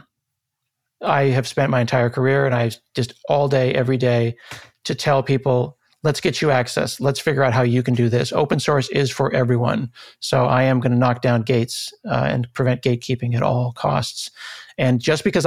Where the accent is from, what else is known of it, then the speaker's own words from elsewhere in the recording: Portland, Oregon, United States; I grew up in Northeast Portland in a very middle-class, lower-middle-class, blue-collar community.